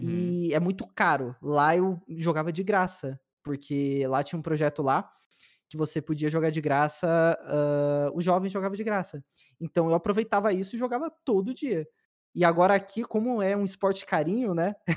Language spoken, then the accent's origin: Portuguese; São Paulo, Brazil; also born or lived in Peruíbe; eu nasci em São Paulo mesmo. Sou da ZL.